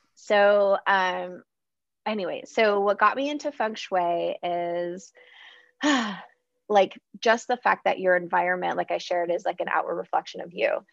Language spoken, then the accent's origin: English; San Diego, California, United States; I'm originally from San Diego